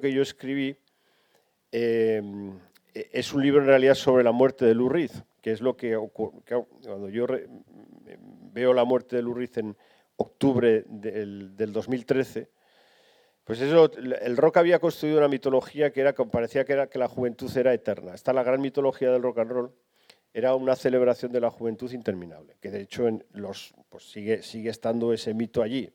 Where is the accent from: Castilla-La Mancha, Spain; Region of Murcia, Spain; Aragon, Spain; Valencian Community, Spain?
Aragon, Spain; Barbastro; moved away as an adult; yo a los 18 años me fui de Barbastro, eh, pero mi vida ya se había construido en Barbastro.